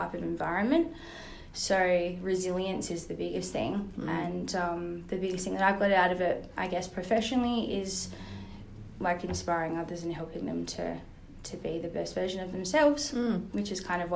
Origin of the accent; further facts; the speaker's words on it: Rockingham, Western Australia, Australia; also born or lived in New York; I was born in Perth.